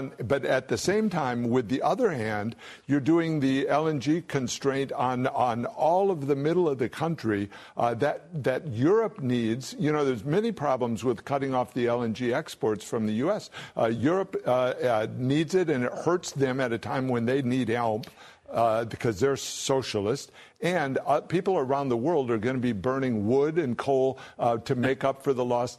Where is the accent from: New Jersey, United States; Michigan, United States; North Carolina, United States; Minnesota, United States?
Michigan, United States; It's what, I'm from Michigan, so this is what you see going on.